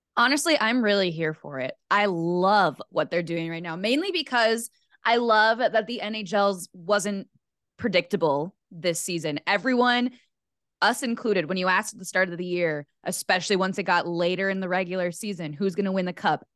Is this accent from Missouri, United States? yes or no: no; Rochester, Minnesota, United States; my hometown of Rochester, Minnesota